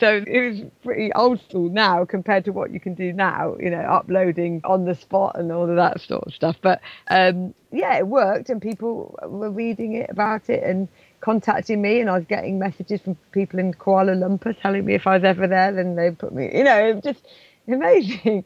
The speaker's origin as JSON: {"language": "English", "region": "England", "country": "United Kingdom", "also_born_or_lived": "Scotland", "said": "I'm English"}